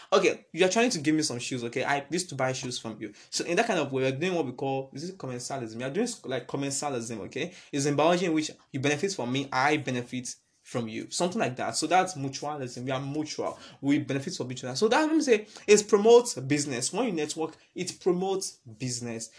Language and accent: English; Nigeria; it's all about us being Nigerian.